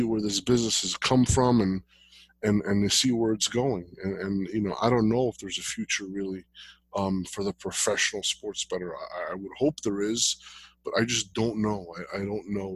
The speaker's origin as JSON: {"language": "English", "town": "Jersey City", "region": "New Jersey", "country": "United States", "tie": "born or raised there", "said": "I grew up in Jersey City"}